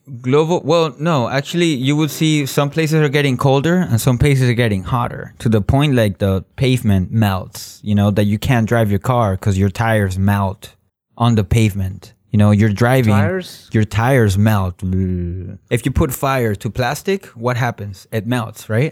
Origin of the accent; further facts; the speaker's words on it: Miami, Florida, United States; moved away as an adult; now in Moscow, Russia; I'm from Miami, so I see hurricanes all the time every summer